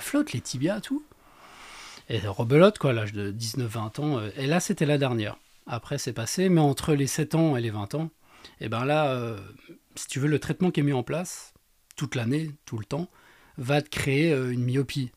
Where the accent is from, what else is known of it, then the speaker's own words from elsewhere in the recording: Baccarat, Grand Est, France; also born or lived in Lunéville; Lunéville, alors moi je suis resté 3-4 ans sur Lunéville et après euh, on est redescendu à Baccarat